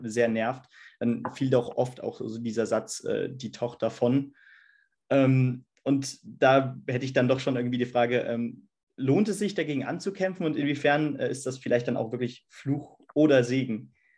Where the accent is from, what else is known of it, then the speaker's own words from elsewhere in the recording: Hesse, Germany; als Hesse dann mit selber vielleicht so ein bisschen Akzent